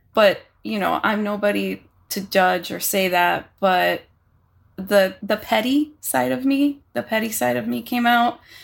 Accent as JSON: {"language": "English", "town": "Hialeah", "region": "Florida", "country": "United States", "tie": "born or raised there", "said": "I grew up in Hialeah, Florida"}